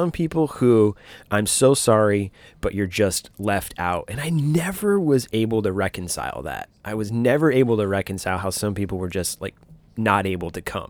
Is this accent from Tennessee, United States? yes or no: no; Michigan, United States; I grew up in Michigan, growing up in Michigan.